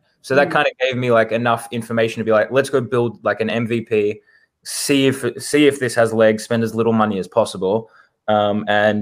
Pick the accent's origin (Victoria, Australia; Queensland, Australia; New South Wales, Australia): Victoria, Australia; Melbourne; moved away as an adult; now in United States; born and raised in Melbourne, Australia